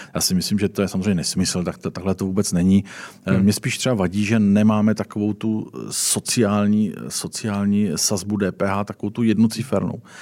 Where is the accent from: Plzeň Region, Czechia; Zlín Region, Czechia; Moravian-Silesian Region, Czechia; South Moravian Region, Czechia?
South Moravian Region, Czechia; já jsem z Jižní Moravy